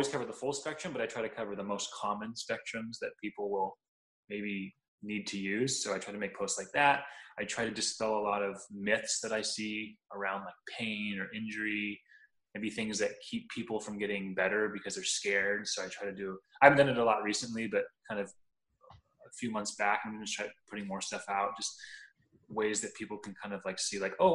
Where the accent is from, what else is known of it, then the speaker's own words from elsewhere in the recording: Southern California, United States; growing up in Southern California, you can't not be, because we have amazing Mexican food out here